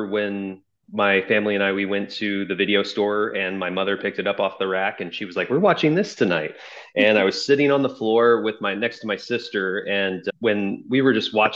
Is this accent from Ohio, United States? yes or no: yes; Dayton, Ohio, United States; also born or lived in Chicago, Illinois; now in Los Angeles, United States; I'm originally from Dayton, Ohio